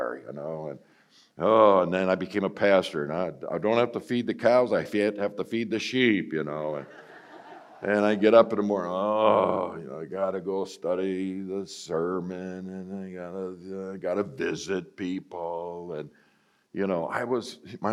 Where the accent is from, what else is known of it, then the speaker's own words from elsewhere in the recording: Buffalo, New York, United States; I grew up in Buffalo, New York